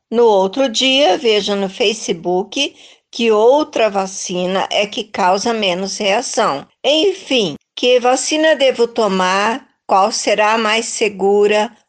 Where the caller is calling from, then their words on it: Pirajuí, São Paulo, Brazil; sou de Pirajuí, interior de São Paulo